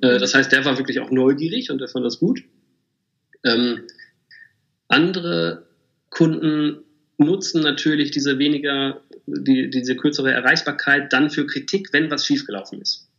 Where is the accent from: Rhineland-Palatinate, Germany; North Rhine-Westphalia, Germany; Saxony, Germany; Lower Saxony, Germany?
North Rhine-Westphalia, Germany; Bielefeld; erstmal bin ich geborener Bielefelder